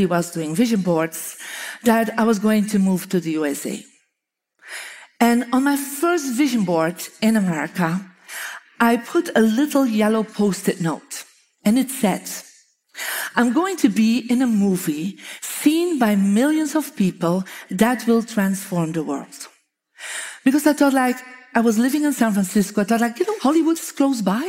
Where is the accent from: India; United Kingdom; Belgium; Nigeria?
Belgium; moved away; I'm from Belgium.